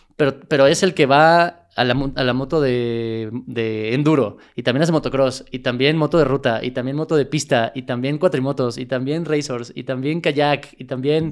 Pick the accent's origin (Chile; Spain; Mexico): Mexico; Mexico City; also born or lived in El Paso, Texas; nací en Texas, pero crecí toda mi vida en, la Ciudad de México